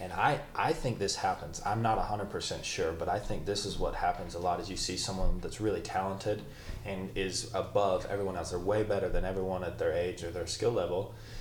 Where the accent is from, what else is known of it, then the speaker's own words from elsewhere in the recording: Idaho, United States; I mean, growing up in Idaho, it's tough because you don't really get to measure yourself against other guys.